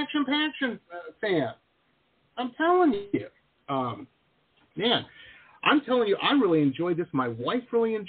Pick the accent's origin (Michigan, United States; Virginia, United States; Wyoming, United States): Michigan, United States; Detroit; also born or lived in Tahlequah, Oklahoma; now in Florida, United States; I grew up in Metro Detroit